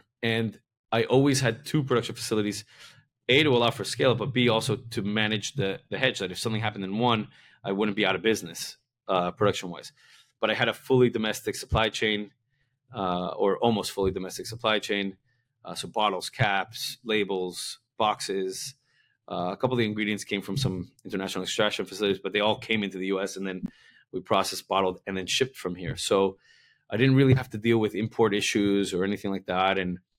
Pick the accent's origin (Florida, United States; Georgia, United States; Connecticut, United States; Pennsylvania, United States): Florida, United States; Miami; moved away; also born or lived in New York; I'm from Miami, but I've lived in New York a bunch